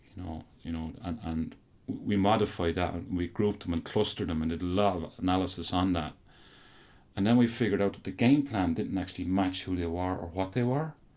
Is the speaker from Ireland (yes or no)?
yes; Offaly, Leinster, Ireland; I'm from Offaly